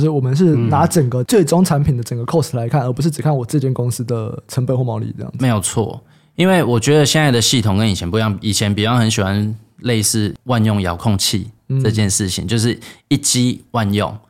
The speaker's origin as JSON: {"language": "Chinese", "country": "Taiwan", "also_born_or_lived": "United States", "moved": "as an adult", "said": "因为我是台湾人啊。所以我想要回来啊！"}